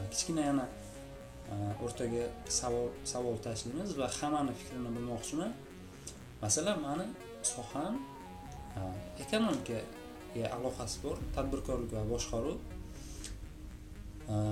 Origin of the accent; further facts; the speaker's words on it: Bukhara Region, Uzbekistan; moved away as an adult; also born or lived in Tashkent, Uzbekistan; now in Latvia; chet elga o'qishga kelishimgacha bo'lgan vaqt davomida deyarli toshkentda e, buxorodan kelib